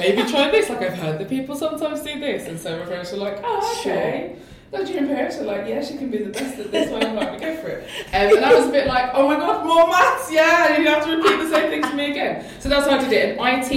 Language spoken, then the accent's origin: English; London, United Kingdom; I grew up in East London, near Stratford